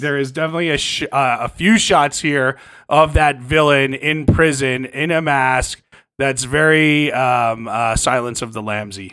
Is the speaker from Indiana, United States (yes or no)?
no; New Jersey, United States; moved away; I grew up in Jersey